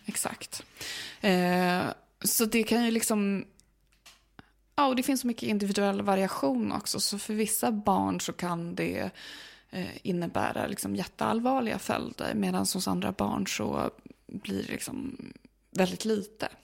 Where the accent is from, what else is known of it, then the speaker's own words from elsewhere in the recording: Uppsala, Uppsala County, Sweden; det är min hemstad